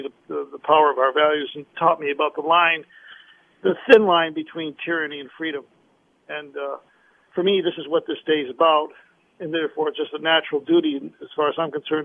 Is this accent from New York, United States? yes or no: yes; Rochester, New York, United States; grew up in Rochester, New York, middle-class life like most of America